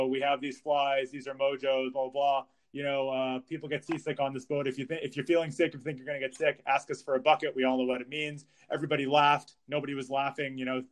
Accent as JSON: {"language": "English", "town": "Gloucester", "region": "Massachusetts", "country": "United States", "tie": "born or raised there", "said": "growing up in Gloucester, my dad would take me on a party boat called the Lady Diane out of Rockport, Mass"}